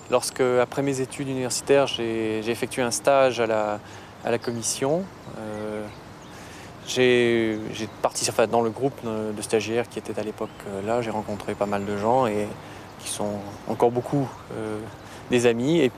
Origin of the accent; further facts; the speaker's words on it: France; born there; also born or lived in Strasbourg; En fait, je suis né en France, mes parents sont français, ma famille habite encore en grande partie là, et je me sens, disons, fondamentalement français.